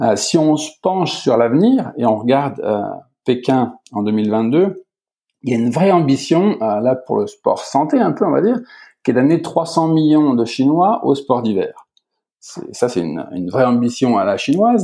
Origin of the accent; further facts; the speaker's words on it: Beaune, Bourgogne-Franche-Comté, France; moved away as an adult; also born or lived in Italy; je suis à Beaune, dans ma ville natale, en fait, en plein cœur de la Bourgogne